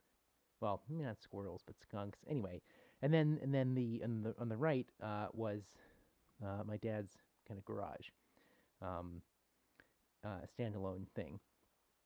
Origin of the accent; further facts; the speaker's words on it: Buffalo, New York, United States; I grew up in Buffalo